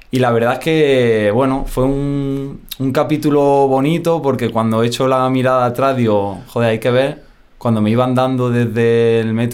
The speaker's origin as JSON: {"language": "Spanish", "town": "Bailén", "region": "Andalusia", "country": "Spain", "said": "Bailén, está en Jaén, andaluz, Dice la gente que estoy perdiendo poquito a poco el acento, otros que no, que soy medio madrileño ya"}